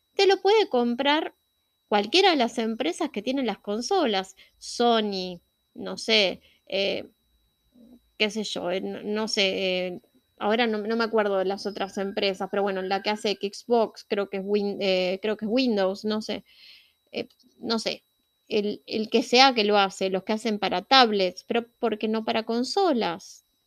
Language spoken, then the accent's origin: Spanish; Argentina; yo soy latina, vivo en Argentina y soy latina